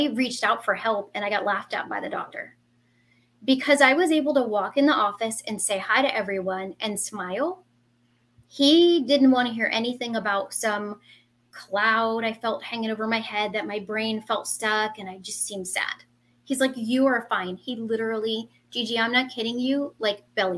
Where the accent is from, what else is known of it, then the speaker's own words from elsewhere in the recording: New Jersey, United States; also born or lived in Central Florida; now in Florida, United States; I am a Jersey girl. I was born and raised in Jersey, and I am now in Central Florida